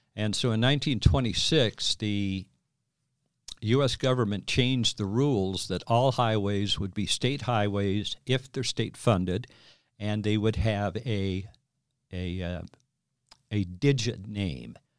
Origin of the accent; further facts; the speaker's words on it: Green River, Wyoming, United States; now in Nevada, United States; where I grew up in Green River